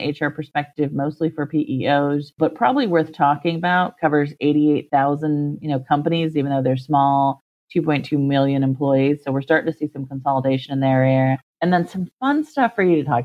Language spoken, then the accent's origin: English; Ohio, United States; I'm from Ohio. I get snow